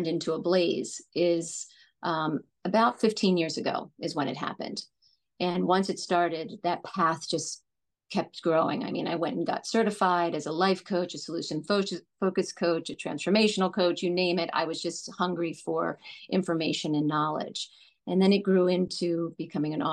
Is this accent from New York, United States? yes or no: no; New Jersey, United States; moved away as an adult; now in Los Angeles, United States; Growing up in New Jersey, I grew up in a multi-generational household.